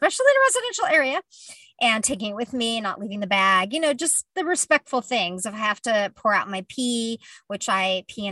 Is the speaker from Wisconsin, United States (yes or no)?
no; California, United States; I'm a Californian